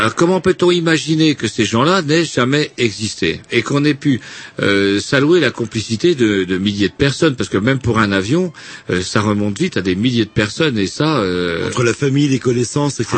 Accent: France; je suis français

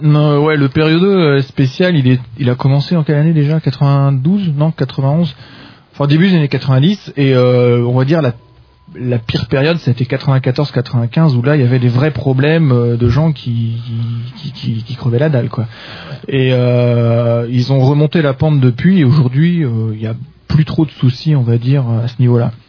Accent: France; quand on est français

